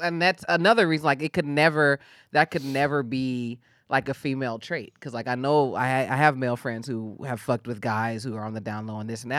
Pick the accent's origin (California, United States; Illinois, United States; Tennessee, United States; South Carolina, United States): California, United States; Bay Area; moved away as an adult; also born or lived in Atlanta; now in Los Angeles, United States; I grew up in the Bay Area, um, kinda like Bay Area, Napa Valley border